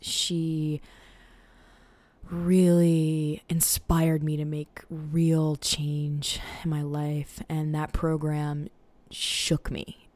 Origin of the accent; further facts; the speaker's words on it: Portland, Maine, United States; I grew up on Mountjoy Hill in Portland, Maine